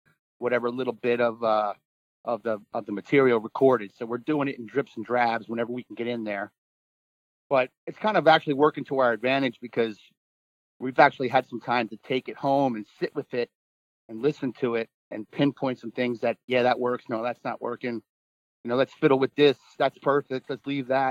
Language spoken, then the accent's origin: English; New Jersey, United States; I grew up in New Jersey on the ocean and on the beach